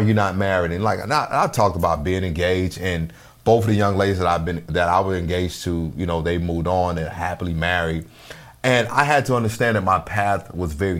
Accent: the South, United States; growing up in the South, you know, as I did

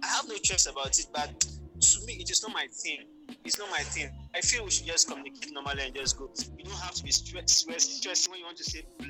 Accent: Nigeria; accent: Nigerian; now in Ghana; you know, I grew up in Nigeria. I went to school in Nigeria, so my accent is more of the Nigerian type.

